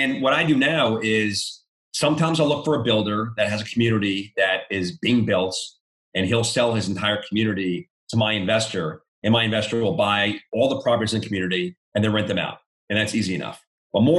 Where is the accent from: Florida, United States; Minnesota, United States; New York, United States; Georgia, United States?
New York, United States; moved away as an adult; now in Charlotte, United States; I'm from New York.